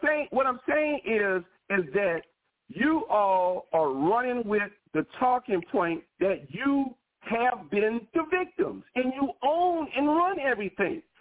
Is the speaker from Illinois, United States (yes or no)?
no; New Orleans, Louisiana, United States; I'm from New Orleans, Louisiana. My family has been in this